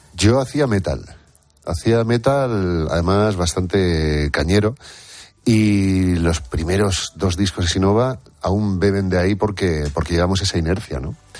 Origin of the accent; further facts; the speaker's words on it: Durango, Basque Country, Spain; also born or lived in Santa Cruz de Tenerife, Canary Islands; yo soy chicharrero, eh, de pura cepa además. Lo que pasa es que llevo muchos años viviendo en, Bilbao, desde los 8 o 9 años que me fui a Durango